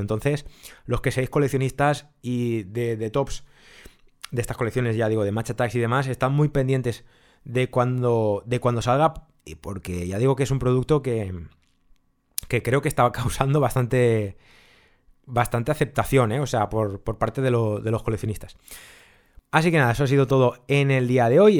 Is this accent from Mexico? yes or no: no; Spain; somos los coleccionistas españoles